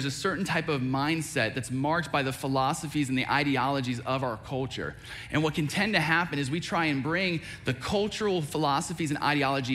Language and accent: English; United States; I'm an American citizen